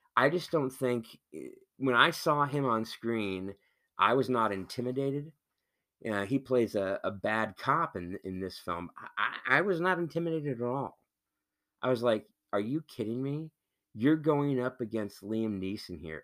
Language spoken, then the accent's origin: English; Missouri, United States; moved away; the same people that I grew up with out in Missouri or, you know, in the Midwest